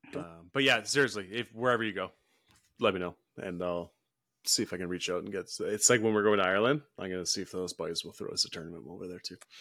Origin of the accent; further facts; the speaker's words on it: Houston, British Columbia, Canada; I grew up in Houston, B C